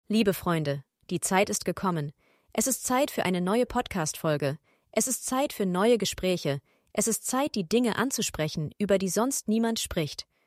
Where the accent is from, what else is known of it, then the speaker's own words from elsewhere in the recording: Switzerland; als Schweizer in der Schweiz